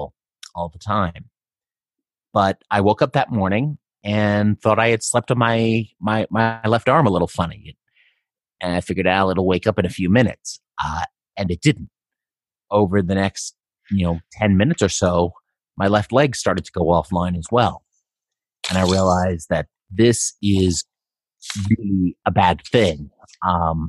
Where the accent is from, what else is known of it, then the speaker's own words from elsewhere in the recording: New York City, New York, United States; moved away as an adult; also born or lived in Helena, Montana / Boise, Idaho; now in Seattle, United States; I grew up in New York City